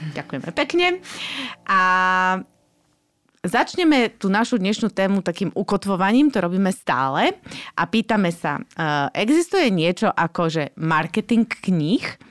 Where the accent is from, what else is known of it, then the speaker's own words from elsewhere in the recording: Slovakia; sme my Slováci